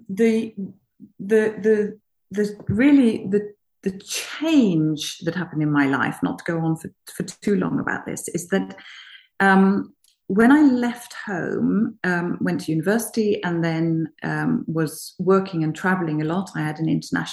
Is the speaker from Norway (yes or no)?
yes; Norway; I come from Norway, and I have an upbringing of being very, very fortunate when my mother was actually at home when I was a child.